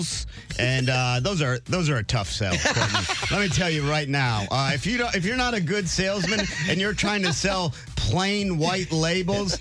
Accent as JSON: {"language": "English", "town": "Cleveland", "region": "Ohio", "country": "United States", "also_born_or_lived": "New York", "moved": "yes", "lives_now": "Maine, United States", "said": "I'm from Cleveland originally"}